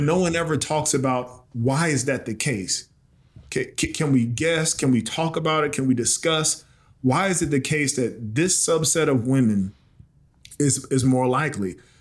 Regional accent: South Carolina, United States; moved away as an adult; also born or lived in Baltimore, Maryland / New Orleans, Louisiana; my hometown in South Carolina

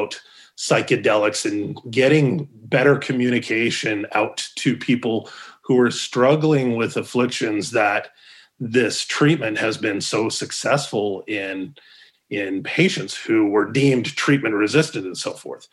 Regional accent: Calgary, Alberta, Canada; moved away as an adult; also born or lived in Corpus Christi, Texas; now in Arizona, United States; Born and raised in Calgary, graduated.

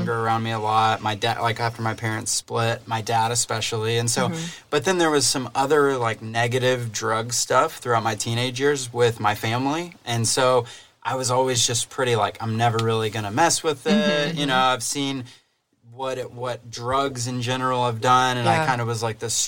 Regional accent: Dallas, Texas, United States; we're both from the Dallas area.

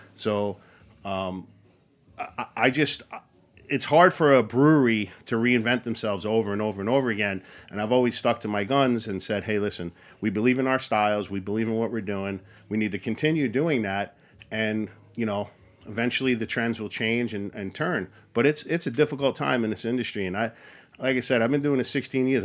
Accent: Long Island, Queens, New York, United States; moved away as an adult; also born or lived in Athens, New York; I'm born and raised in Long Island and I grew up in Queens

